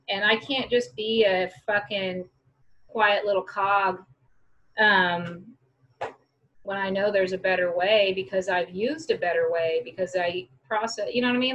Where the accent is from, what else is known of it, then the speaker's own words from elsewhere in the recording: Wichita, Kansas, United States; now in Denver, United States; I'm from Wichita, Kansas.